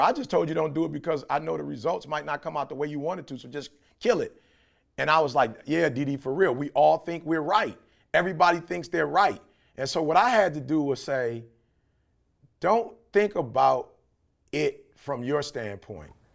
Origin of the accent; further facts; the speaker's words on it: Detroit, Michigan, United States; I grew up in Detroit